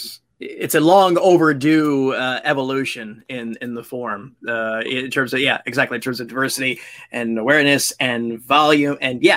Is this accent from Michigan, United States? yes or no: no; Indiana, United States; I'm an Indiana kid